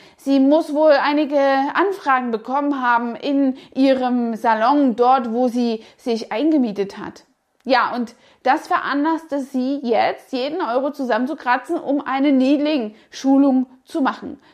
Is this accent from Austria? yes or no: no; Saxony, Germany; moved away; der charmante sächsische Dialekt, der mich stark an meine Heimat erinnerte